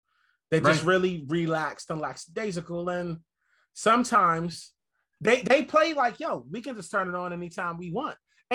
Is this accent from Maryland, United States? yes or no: yes; Maryland, United States; moved away; I'm from Maryland